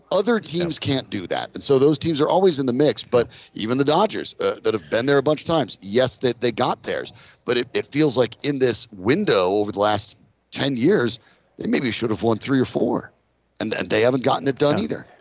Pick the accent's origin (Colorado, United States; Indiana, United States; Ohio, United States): Colorado, United States; I'm you know born and raised in Colorado